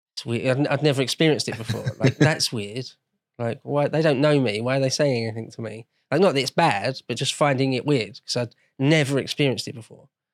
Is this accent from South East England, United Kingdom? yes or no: no; London, United Kingdom; I grew up in London, or great, greater London anyway